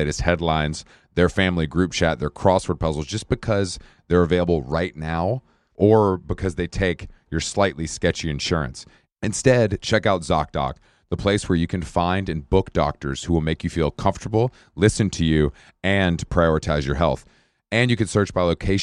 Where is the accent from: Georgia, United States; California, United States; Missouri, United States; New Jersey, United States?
Georgia, United States; Atlanta; now in New York, United States; I'm from Atlanta